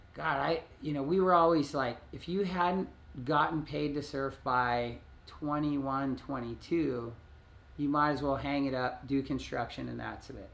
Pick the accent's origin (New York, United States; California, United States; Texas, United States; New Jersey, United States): California, United States; Hermosa Beach; growing up in Hermosa Beach